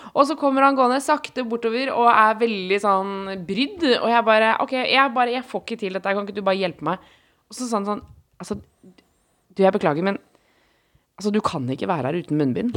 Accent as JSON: {"language": "Norwegian", "region": "Oslo", "country": "Norway", "said": "Jeg var hjemme på Ellingsråsen, mm. Eh, østkanten i Oslo"}